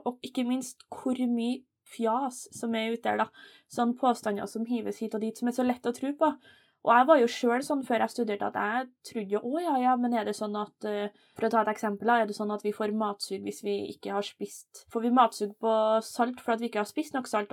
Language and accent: Norwegian; Steinkjer, Trøndelag, Norway; jeg er jo trønder, da. Eh, født og oppvokst i Steinkjer, så det er litt, sånn, litt nord for Trondheim